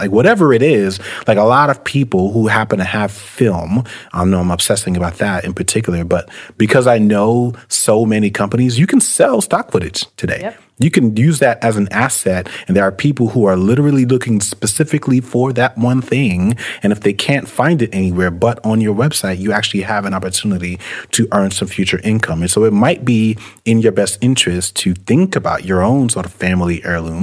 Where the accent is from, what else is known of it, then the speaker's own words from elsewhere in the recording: New York City, New York, United States; when I was growing up in New York City